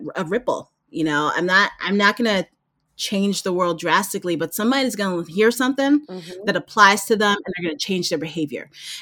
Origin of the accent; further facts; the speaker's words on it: New York City, New York, United States; moved away as an adult; also born or lived in Maryland / New Jersey; I grew up in Brooklyn, I was in an Italian neighborhood that I grew up